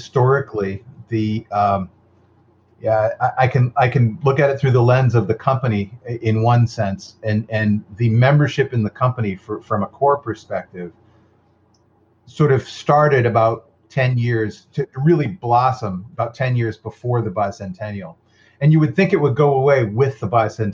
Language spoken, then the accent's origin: English; Massachusetts, United States; moved away; I was from Massachusetts.